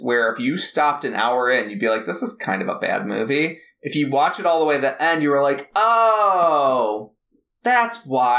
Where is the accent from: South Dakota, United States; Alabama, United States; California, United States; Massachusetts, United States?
California, United States; San Francisco; I grew up in San Francisco. I grew up in Haight-Ashbury. I get all the new age shit.